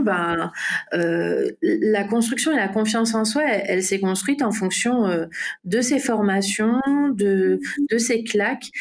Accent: French Guiana; moved away as an adult; also born or lived in Martinique; je suis guyanaise, j'ai toujours vécu en Guyane

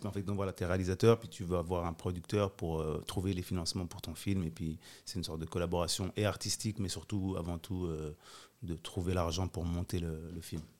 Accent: Geneva, Switzerland; J'ai grandi aux Avanchais.

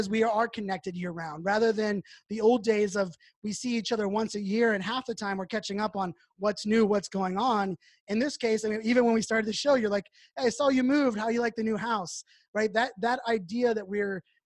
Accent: Pittsburgh, Pennsylvania, United States; I grew up in Pittsburgh.

